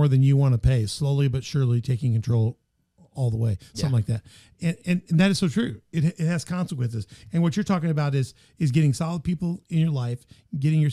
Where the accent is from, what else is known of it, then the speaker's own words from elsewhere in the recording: Memphis, Tennessee, United States; now in Southern Illinois, United States; in my hometown, you know, I grew up in Memphis